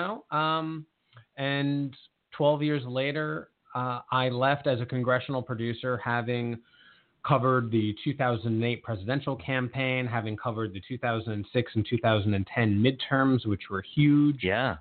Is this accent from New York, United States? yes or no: yes; Long Island, New York, United States; now in Montgomery County, United States; I am originally from Long Island, New York